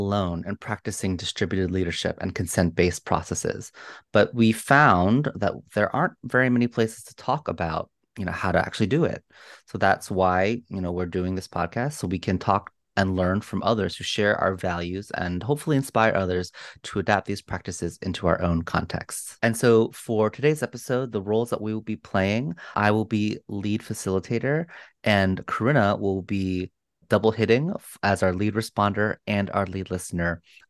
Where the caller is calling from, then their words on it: Potomac, Maryland, United States; And I'm calling in from the Piscataway and Manahonok lands, colonially known as Potomac, Maryland.